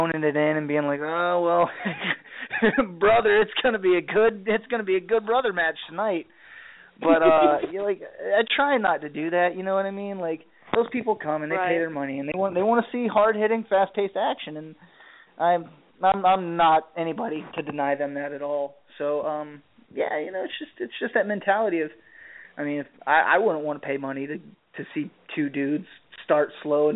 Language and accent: English; the South, United States; growing up in the South